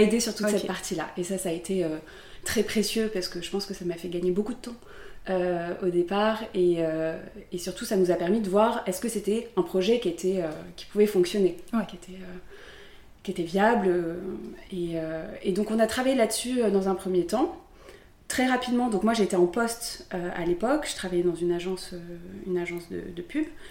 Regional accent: Aix-en-Provence, Provence-Alpes-Côte d'Azur, France; moved away as an adult; now in Paris, France; J'ai grandi à Aix-en-Provence, dans un petit village à côté d'Aix. Et j'ai fait toute ma scolarité là-bas

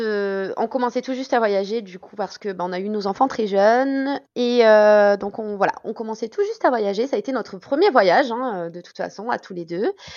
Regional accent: South Ardèche, Auvergne-Rhône-Alpes, France; moved away as an adult; now in Scotland; on est originaire à la base du Sud Ardèche

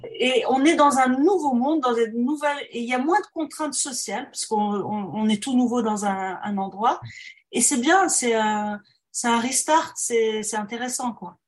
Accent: Morocco; first language French; moved away; also born or lived in France / Montreal, Canada; quand on vient du Maroc

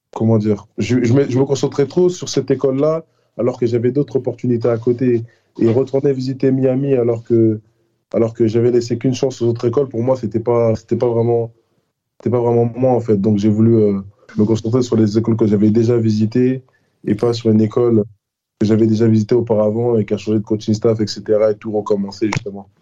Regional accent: France; now in United States; je suis français

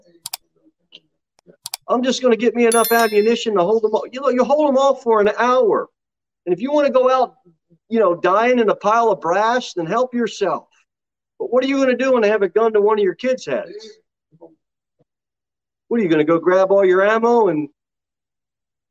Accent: United States; We're so American. We're so American

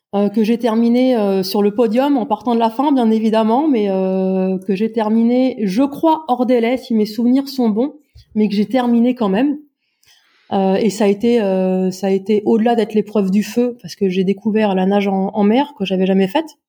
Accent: Brittany, France; J'habite dans la région la plus ensoleillée euh, de France et la plus exotique puisque je viens de Bretagne.

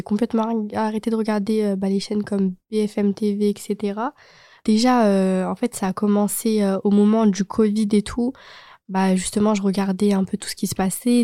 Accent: Chambéry, Auvergne-Rhône-Alpes, France; je suis pas à Lyon, je suis de Chambéry

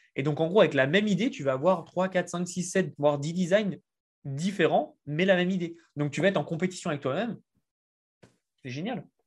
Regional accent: France; accent: French; je suis français et puis bah ça s'entend l'accent

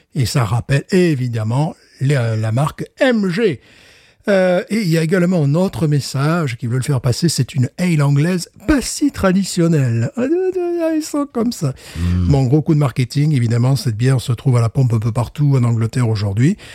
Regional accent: France; je suis français

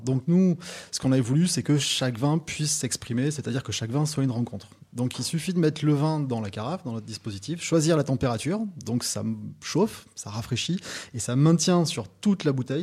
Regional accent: Toulouse, Occitania, France; moi, je suis toulousain

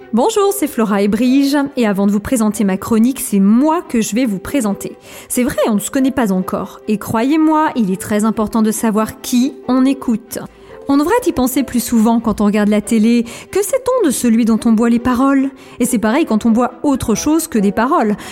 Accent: Alsace, Grand Est, France; je suis alsacienne

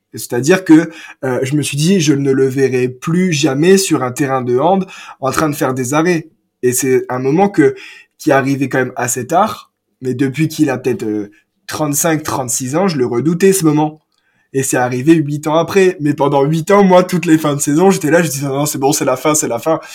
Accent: France; j'ai grandi à Omecourt

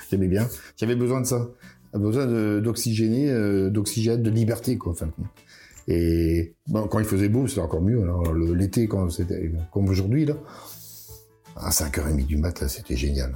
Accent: Plouarzel, Brittany, France; je suis de Ploirzel, je suis un Ploirzeliste

